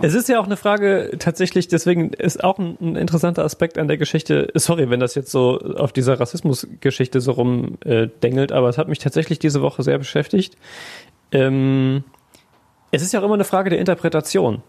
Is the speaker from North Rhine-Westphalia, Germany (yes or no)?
yes; Siegerland, North Rhine-Westphalia, Germany; now in Essen, Germany; aus dem Siegerland